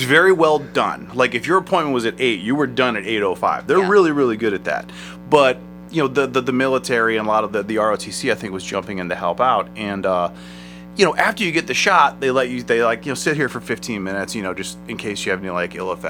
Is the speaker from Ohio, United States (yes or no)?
yes; Akron, Ohio, United States; We are from West Akron